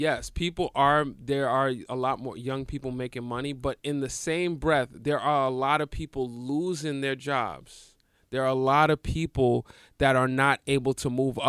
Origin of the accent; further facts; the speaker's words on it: New York, United States; I'm from New York, baby.